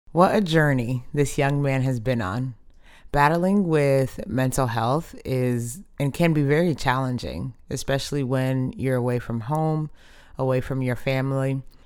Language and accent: English; Dallas, Texas, United States; I grew up in Dallas, literally the home of America's team.